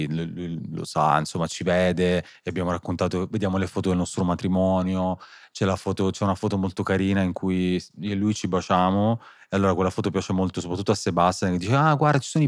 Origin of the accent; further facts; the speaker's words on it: Sicily, Italy; Io da siciliano